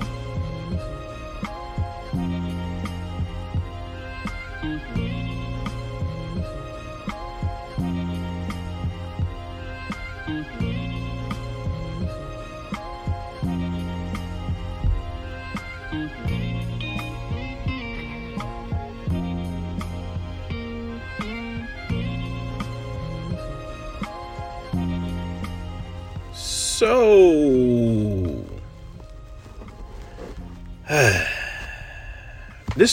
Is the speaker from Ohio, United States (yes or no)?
yes; Cincinnati, Ohio, United States; I'm from Ohio and football is king to us in Ohio